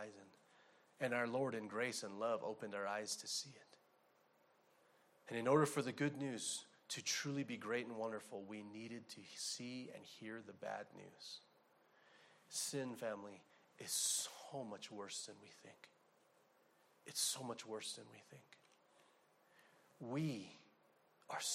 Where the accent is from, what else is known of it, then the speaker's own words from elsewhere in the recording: Arizona, United States; I'm from Arizona